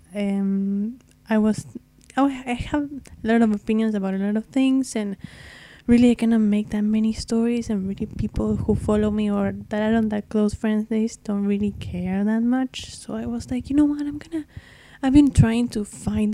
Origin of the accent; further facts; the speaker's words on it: Argentina; first language Spanish; English is a second language; I'm from Argentina, so if my English is a bit rough, it's because my very first language is Spanish